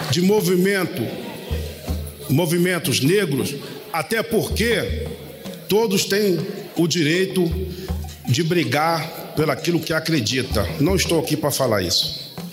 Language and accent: Portuguese; Austin, Rio de Janeiro, Brazil; also born or lived in Queimados; Nasci em Queimados, na Baixada Fluminense, criado em Austin há quase meio século. Filho de uma empregada doméstica e um pedreiro